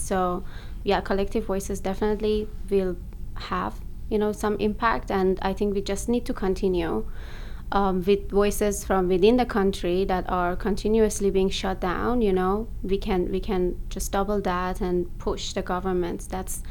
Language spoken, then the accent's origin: English; Ahvaz, Khuzestan, Iran; moved away as an adult; also born or lived in Abadan; now in Toronto, Canada; I was born there. I was born in Ahvaz. My dad was born in Abadan, but we lived in Abadan for a long time in Ahvaz as well.